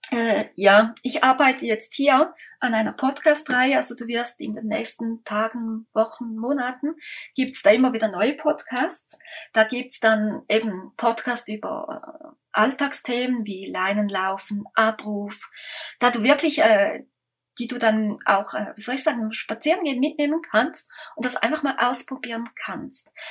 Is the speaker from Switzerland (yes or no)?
yes; Switzerland; da kommen wir aus der Schweiz